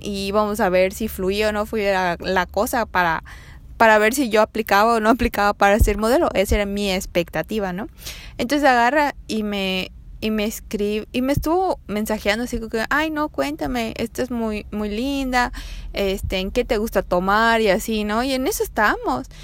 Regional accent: Mérida, Yucatán, Mexico; soy de Mérida

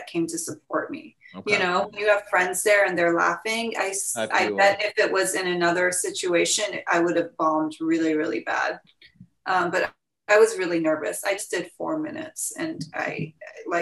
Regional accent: Seattle, Washington, United States; moved away as an adult; also born or lived in Iran / Los Angeles; I'm from Seattle

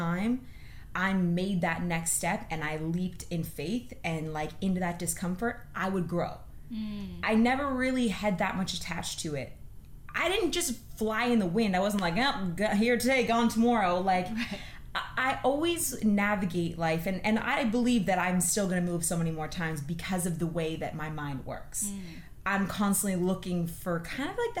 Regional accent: Prince Edward Island, Canada; now in Toronto, Canada; I'm a bit of a nomadic maritimer, so I'm from Prince Edward Island originally

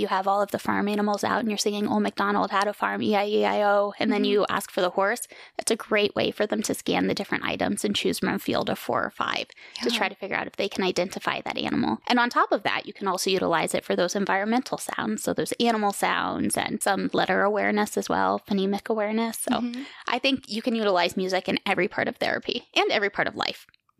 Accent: New York, United States; also born or lived in Germany / Virginia / Colorado / Kansas; So I was born in Germany. I've lived in New York, Virginia, Colorado, Kansas, Oklahoma. But I truly do call New York my home just because we lived there for so long in the Hudson Valley.

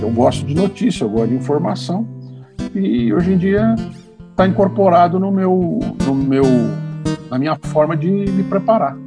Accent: São Paulo, Brazil; eu nasci branco em São Paulo, homem

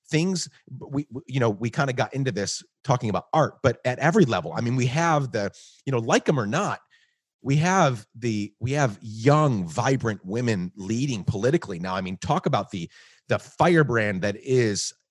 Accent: Guatemala; also born or lived in New York, United States; now in United States; So I, sp- I was born in New York, grew up in Guatemala, then spent six years traveling the world

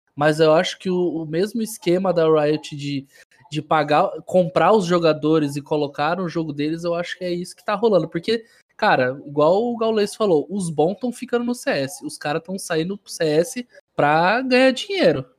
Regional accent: Paraná, Brazil; eu não sou gaúcho. Ó, entende, eu imito gaúcho, tá. certo? Eu sou paranaense

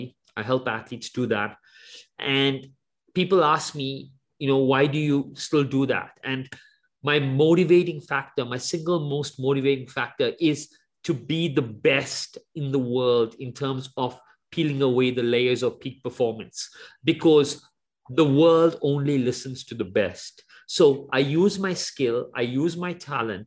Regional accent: South Africa; the time that I grew up in South Africa, it was the apartheid era

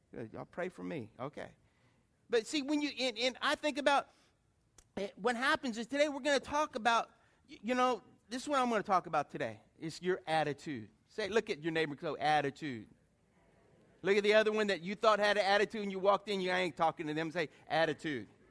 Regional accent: Lafayette, United States; moved away as an adult; also born or lived in New York / Atlanta / Detroit; I was a guy from Lafayette and I was living in New York, Atlanta, you know, Detroit.

